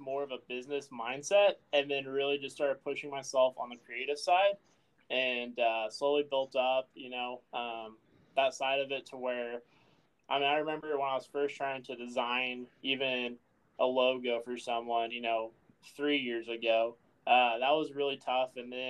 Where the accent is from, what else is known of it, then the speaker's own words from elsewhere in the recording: Oakey, Midwest, United States; I think growing up in Oakey, I was always kind of not peeved